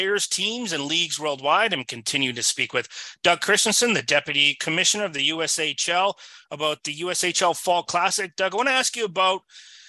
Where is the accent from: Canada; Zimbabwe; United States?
Canada; As a Canadian